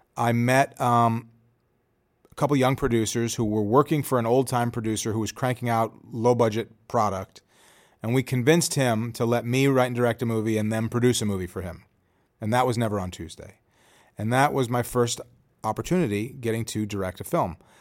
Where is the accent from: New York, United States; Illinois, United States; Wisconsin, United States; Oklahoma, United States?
Illinois, United States; Chicago; I'm from Chicago